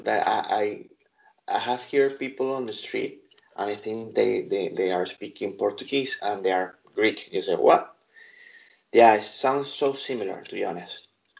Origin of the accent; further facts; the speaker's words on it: United Kingdom; So we're British.